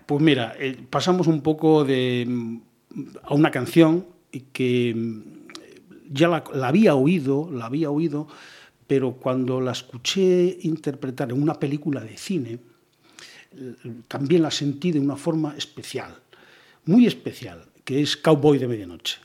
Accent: Ourense province village, Galicia, Spain; also born or lived in Vigo / Cádiz / Ávila; now in Pontevedra, Spain; de corazón, de cabeza, soy de un pueblecito de Orense

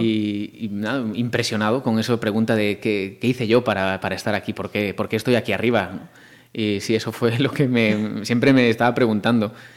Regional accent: Marín, Galicia, Spain; moved away as an adult; now in Madrid, Spain; soy yo

